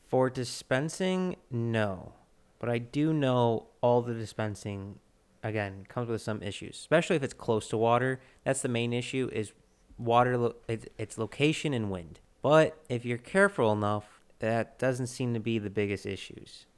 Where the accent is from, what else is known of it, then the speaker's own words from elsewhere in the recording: United States; we're American